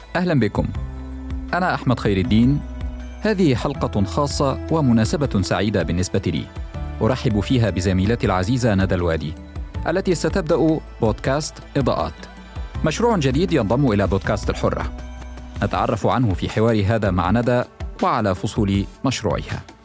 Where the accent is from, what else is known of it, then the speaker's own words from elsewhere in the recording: Egypt; now in United States; وأنا مصري وانتقلنا للحياة والعمل هنا